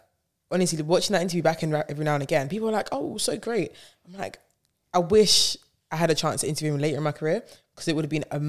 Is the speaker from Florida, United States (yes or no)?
no; Bronx, New York, United States; I'm a New Yorker. So him being like, you're from the town. I'm like, yes, I am from the Bronx.